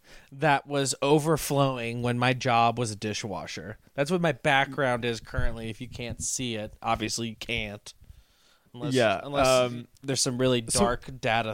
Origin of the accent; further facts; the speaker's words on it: Lafayette, Louisiana, United States; My hometown is blowing up right now with the Black Lives Matter movement because of the murder of Trayford Pellerin. That was in my hometown